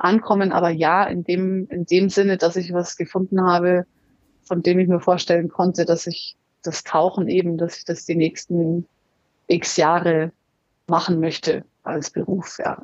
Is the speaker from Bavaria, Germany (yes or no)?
yes; Munich, Bavaria, Germany; moved away; also born or lived in Australia; Ich bin in München geboren, die Alpen vor der Tür